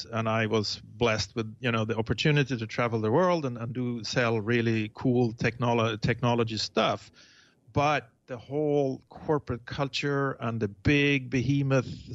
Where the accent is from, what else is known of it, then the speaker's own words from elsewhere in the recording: Sweden; moved away as an adult; now in Tiburon, United States; I was born in Sweden.